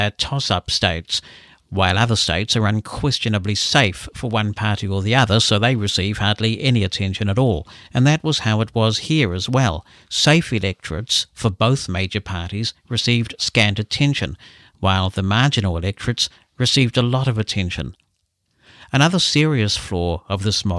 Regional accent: New Zealand; As a New Zealander

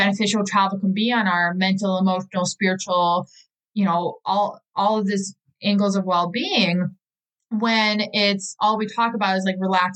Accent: Milwaukee, Wisconsin, United States; I'm from Milwaukee, Wisconsin

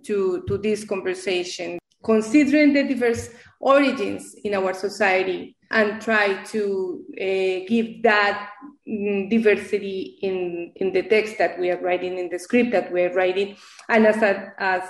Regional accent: Colombia; English is a second language; now in United States; I was born in Colombia originally

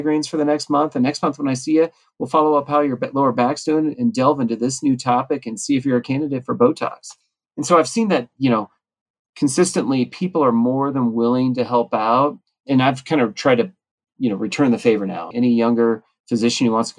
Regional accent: Reno, Nevada, United States; my hometown Reno

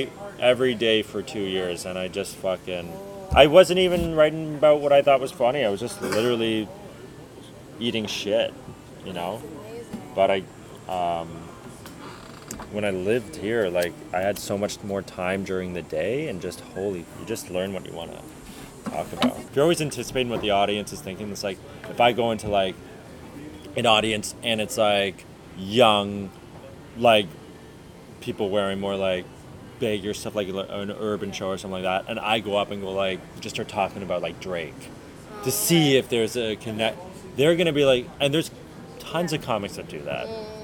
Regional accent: Ireland; No. Okay. I'm Irish.

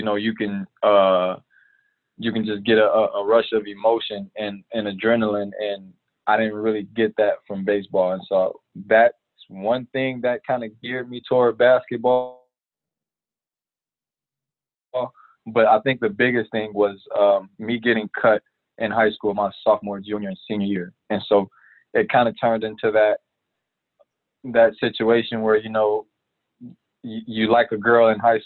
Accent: Chicago, Illinois, United States; growing up in Chicago, I actually played baseball as my primary

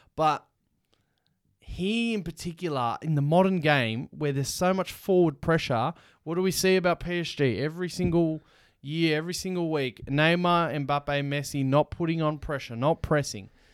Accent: Melbourne, Victoria, Australia; we're from Melbourne

